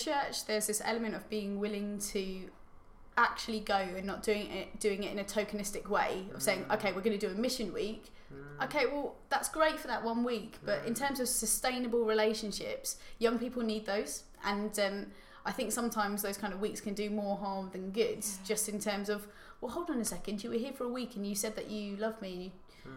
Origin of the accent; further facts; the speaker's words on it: Tunbridge Wells, South East England, United Kingdom; I grew up in Tunbridge Wells